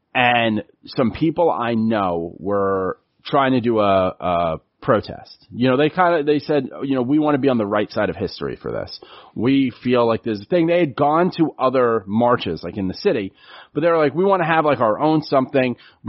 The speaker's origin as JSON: {"language": "English", "town": "New York City", "region": "New York", "country": "United States", "tie": "born or raised there", "said": "And so I grew up on City Island. And City Island is racist, is really the best way okay. to put it. Grew up around racism"}